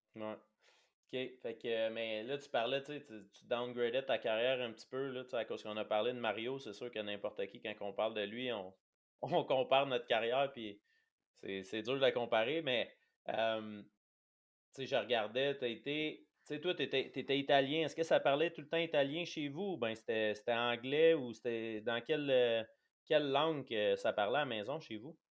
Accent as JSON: {"language": "French", "region": "Quebec", "country": "Canada", "said": "on est québécois"}